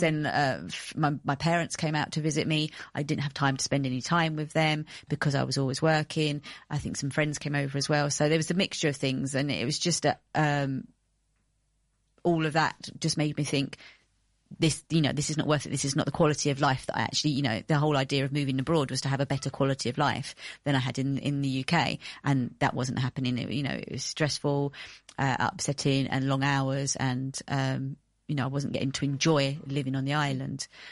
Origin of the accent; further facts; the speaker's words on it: United Kingdom; moved away as an adult; also born or lived in Greece; I'm British